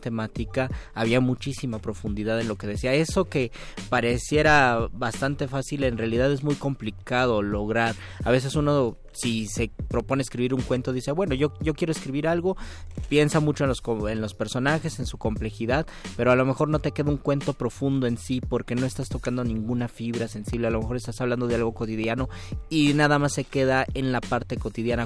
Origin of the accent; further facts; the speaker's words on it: Mexico; soy mexicano